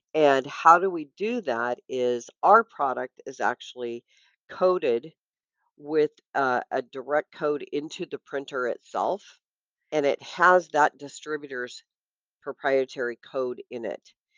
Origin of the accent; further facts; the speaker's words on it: Washington, United States; also born or lived in Vancouver, BC; now in California, United States; I grew up up in Washington State